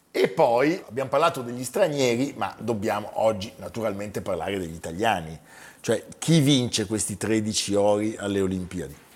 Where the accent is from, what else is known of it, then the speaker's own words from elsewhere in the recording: Campania, Italy; perché sono una campana.